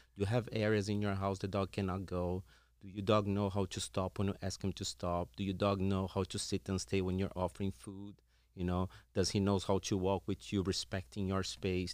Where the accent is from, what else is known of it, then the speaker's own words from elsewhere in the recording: Brazil; moved away as an adult; I'm originally from Brazil.